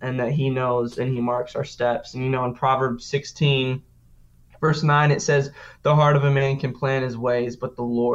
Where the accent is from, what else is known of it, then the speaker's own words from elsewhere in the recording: Sioux Falls, South Dakota, United States; now in Nashville, United States; I was from Sioux Falls, South Dakota